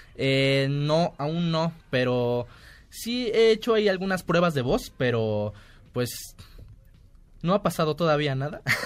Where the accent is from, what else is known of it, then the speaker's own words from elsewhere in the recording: Córdoba, Veracruz, Mexico; now in Mexico City, Mexico; cuando llegué yo aquí a la Ciudad de México, porque soy de Córdoba, Veracruz, orgullosamente.